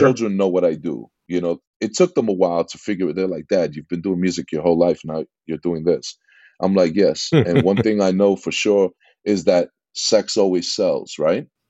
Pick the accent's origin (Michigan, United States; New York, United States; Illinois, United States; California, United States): New York, United States; New York City; accent: East Coast; moved away as an adult; also born or lived in Jackson Heights, Queens; now in Laguna Niguel, United States; I'm from New York, uh, born and raised in, uh, in Corona, Queens